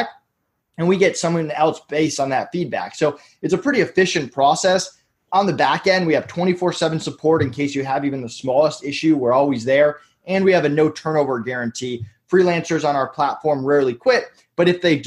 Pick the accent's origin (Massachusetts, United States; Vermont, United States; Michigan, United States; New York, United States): Massachusetts, United States; now in Orlando, United States; I'm from Massachusetts originally